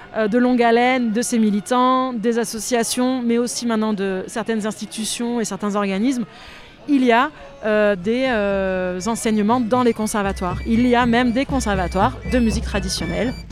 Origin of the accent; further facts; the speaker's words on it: Antibes, Provence-Alpes-Côte d'Azur, France; moved away as an adult; also born or lived in Brazil; now in Languedoc, France; J'ai grandi à Antibes en partie.